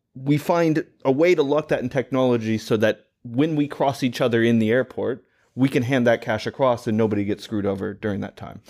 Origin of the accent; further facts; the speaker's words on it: United States; as an American